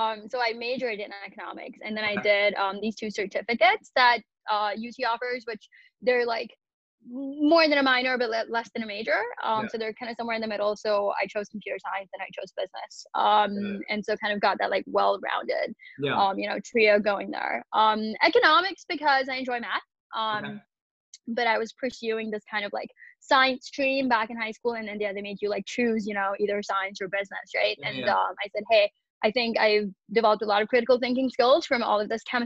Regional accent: Kolkata, West Bengal, India; moved away as an adult; now in United States; So grew up in Calcutta, India. Spent the first 18 years there. Went to high school there and whatnot.

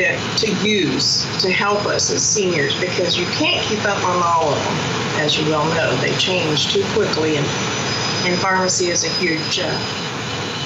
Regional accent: Baxter Springs, Kansas, United States; I was raised here in Baxter

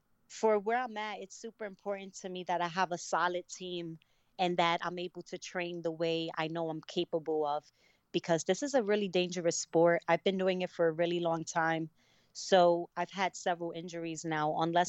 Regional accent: Brooklyn, New York, United States; also born or lived in Connecticut, United States; I'm originally from Brooklyn, New York, and my mom had moved us to Connecticut, and that's where I learned about amateur boxing

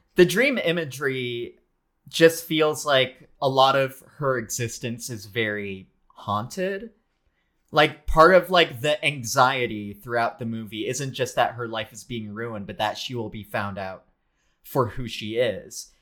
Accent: Philippines; as a Filipino person

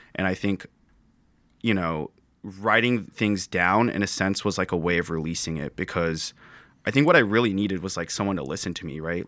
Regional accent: Santa Clara, California, United States; moved away as an adult; born, or born and raised in Santa Clara

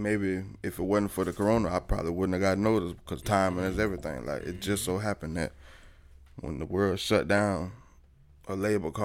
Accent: Tampa, Florida, United States; I'm from Progress Village, Tampa, Florida

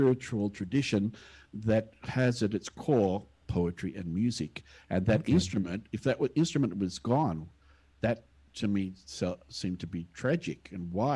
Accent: Australia; also born or lived in India; now in Singapore; here I am an Australian, here I am, a white Australian

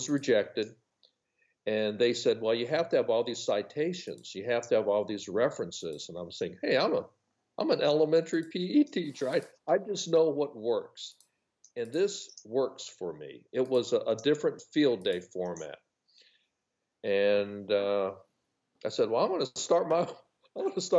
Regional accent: Los Angeles, California, United States; moved away as an adult; now in North Carolina, United States; I grew up in Los Angeles, California

